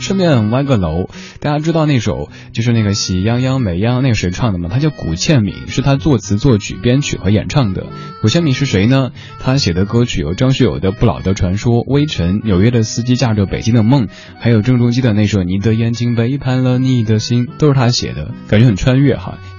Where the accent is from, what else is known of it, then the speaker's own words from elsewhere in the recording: Sichuan, China; accent: Sichuanese; 刚才我一直在用家乡话、四川话给这首歌和声